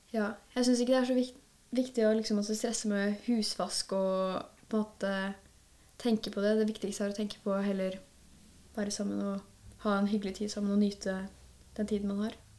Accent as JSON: {"language": "Norwegian", "town": "Kløfta", "region": "Akershus", "country": "Norway", "said": "Jeg er fra Kløfta, så jeg er herifra"}